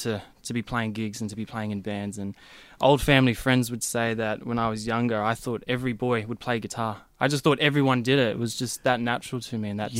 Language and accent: English; Mitcham, Victoria, Australia; Well, from the eastern suburbs in Mitcham.